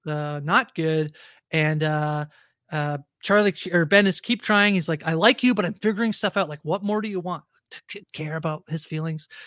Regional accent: Canada; as a Canadian

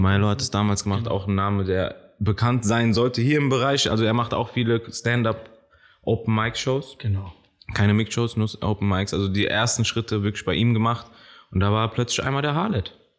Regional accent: Frankfurt, Hesse, Germany; also born or lived in Kenya / Maintal; Ich bin in Kenia geboren, kam dann nach Niederrad, längere Zeit in Niederrad wie, geblieben.

